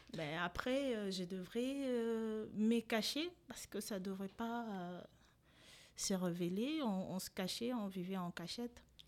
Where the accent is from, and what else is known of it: DR Congo; born or raised there; moved away as an adult; also born or lived in Rwanda; now in France